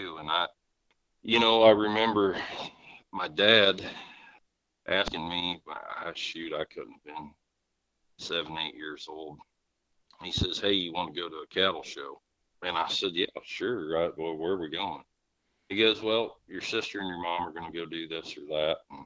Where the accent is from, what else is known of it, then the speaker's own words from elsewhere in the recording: Rensselaer, Indiana, United States; my sister Amy and I grew up right here in Rensselaer.